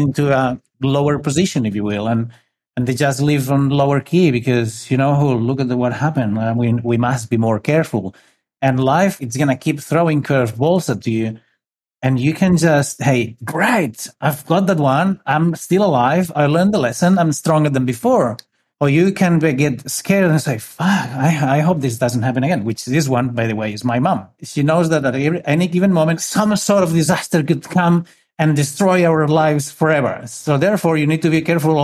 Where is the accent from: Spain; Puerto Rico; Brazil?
Spain; northern Spain; I'm from Spain. I grew up in a little city